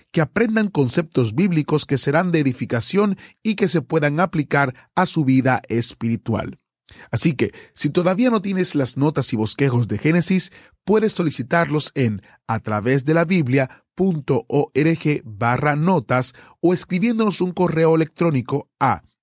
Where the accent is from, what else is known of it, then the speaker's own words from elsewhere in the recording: Cuba; now in Argentina; yo vivo en esos momentos en Argentina, soy cubano. Conocí de la existencia de ustedes en Cuba